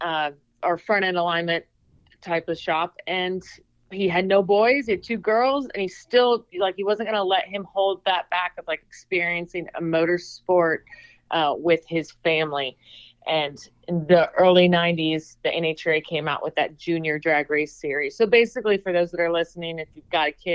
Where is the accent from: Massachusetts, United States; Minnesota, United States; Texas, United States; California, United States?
California, United States; Redlands; moved away as an adult; also born or lived in Atlanta, Georgia / Indianapolis, Indiana / Lake Havasu, Arizona; now in Arizona, United States; I grew up in Redlands, California, the Inland Empire 909. Left when I was 19, 20 years old